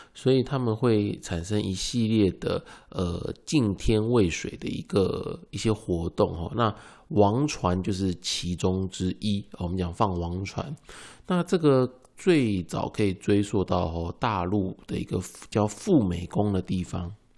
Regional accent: Miaoli County, Taiwan; 比方说其实像我的家乡苗栗啊，在后龙这个地方有一个叫外埔核心宫

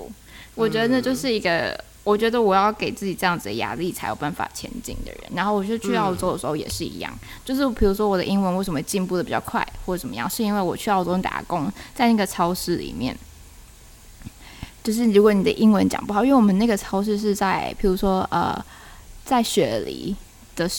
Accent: Taiwan; accent: Taiwanese; 对，或者我的就是台湾的口音很重，或者是他们听会就是要再问我一次我在说什么。

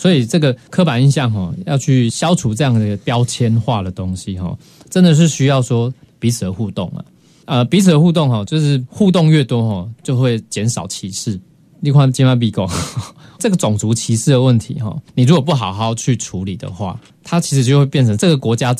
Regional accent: Taiwan; 其实我们台湾人哦，真的一群矿买四十分之一

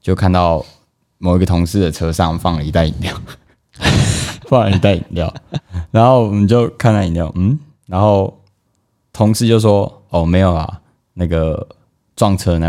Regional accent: Taiwan; 然后我说：“嘿，我台湾人，我要讲一下不太认凳的台语这样子

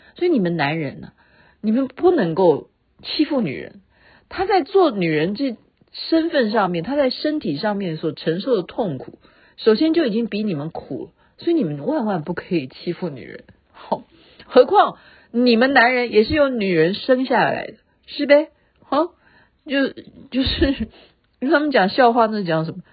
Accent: Taiwan; 我们台湾人比较怕染疫

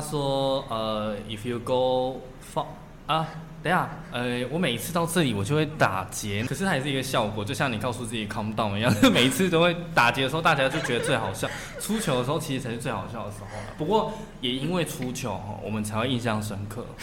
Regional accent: Taiwan; 我不能批评台湾的教育体制啊

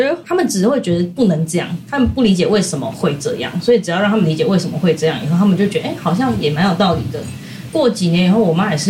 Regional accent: Taipei, Taiwan; 我们都是台北人，就是我妈是三重人，就过一个桥就到了

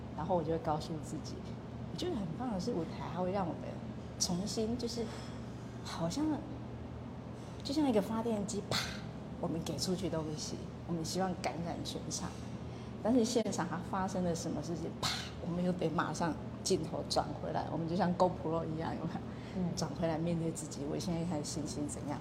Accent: Nanliao, Mituo, Kaohsiung, Taiwan; 我们是弥陀南寮人

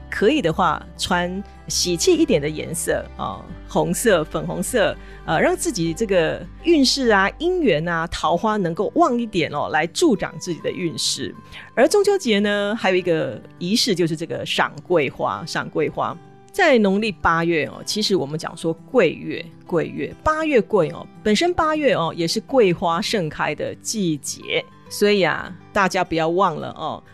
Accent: Taiwan; 我们台湾人

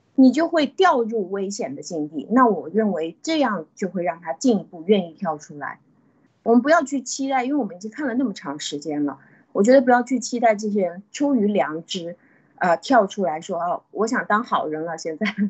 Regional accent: China; 我们中国人

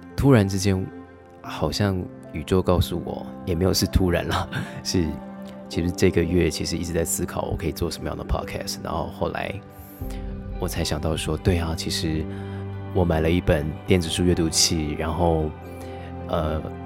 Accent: Taiwan; 我觉得就跟韩国人很像是，我们台湾人也是。

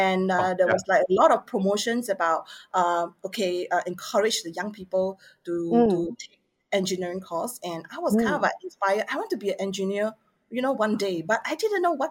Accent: Penang, Malaysia; I'm from Penang.

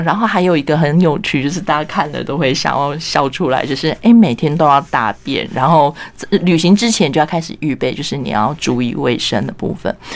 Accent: Penghu County, Taiwan; 那我自己是澎湖人

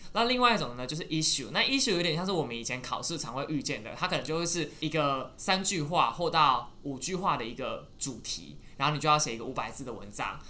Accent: Taiwan; 我是一个台湾人

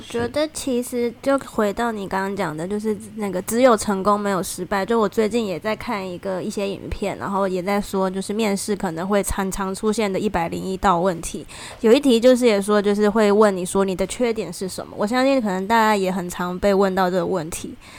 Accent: Taiwan; moved away; 我来自台湾

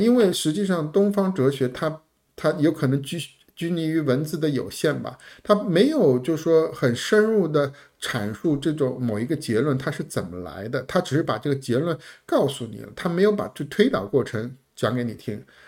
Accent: China; 我们中国人

